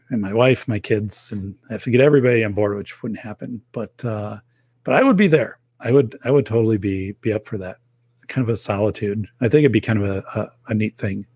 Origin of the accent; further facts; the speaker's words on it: outside of Madison, Wisconsin, United States; outside of Madison